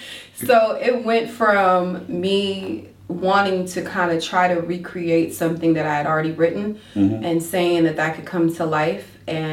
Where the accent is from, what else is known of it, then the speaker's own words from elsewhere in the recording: Warner Robins, Georgia, United States; also born or lived in Soperton, Georgia; I am not a native of Macon at all. I'm actually, I grew up in Warner Robins, mm-hmm. but I'm from a really small town called Soperton, Georgia. And I say I'm from there.